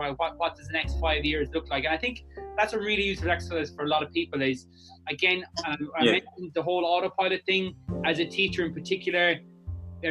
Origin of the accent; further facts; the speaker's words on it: Clare, Munster, Ireland; moved away as an adult; also born or lived in Abu Dhabi, United Arab Emirates; now in Cork, Ireland; I moved down here to Cork, which I'm originally from Clare